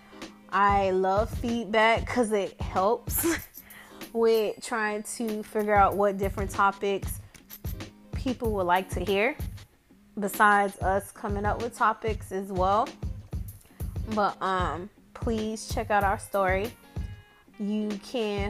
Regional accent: Miami, Florida, United States; I'm from Miami

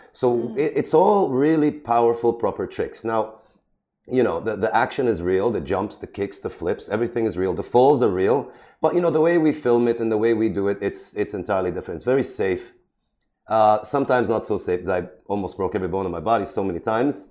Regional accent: Sharjah, United Arab Emirates; I was born in Sharjah, right? Grew up in Sharjah.

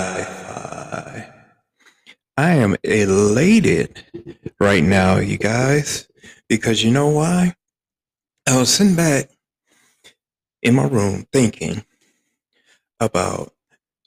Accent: Flint, Michigan, United States; Growing up in the black community, South Side, to be exact, of Flint, Michigan. I grew up, and if you're familiar with the area, I grew up in Evergreen Estates

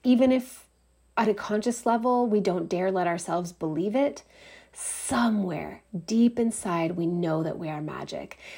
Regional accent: Canada; I'm Canadian

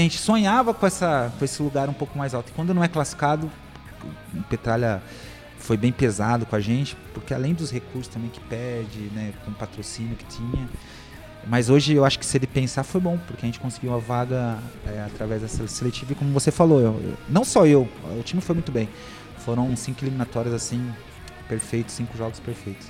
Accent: Ribeirão Preto, São Paulo, Brazil; moved away; lá na minha cidade, em Ribeirão

